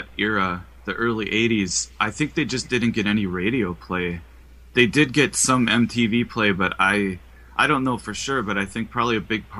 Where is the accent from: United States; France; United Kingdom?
United States; Midwest; now in Madison, United States; Yeah, well, growing up in the Midwest